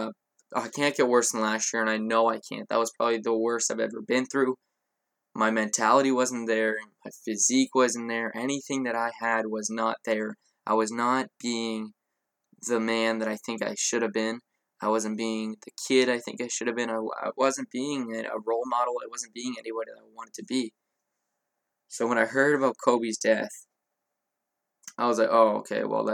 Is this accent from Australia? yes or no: no; Canada; I'm Canadian